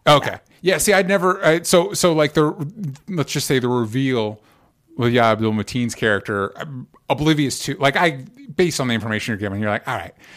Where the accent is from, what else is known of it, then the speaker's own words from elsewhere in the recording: Tampa, Florida, United States; I grew up in Tampa